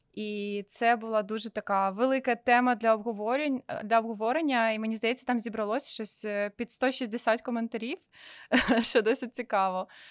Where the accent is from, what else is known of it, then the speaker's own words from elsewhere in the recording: Sevastopol, Crimea, Ukraine; moved away as an adult; also born or lived in Kyiv; now in Israel; я типу росла в Севастополі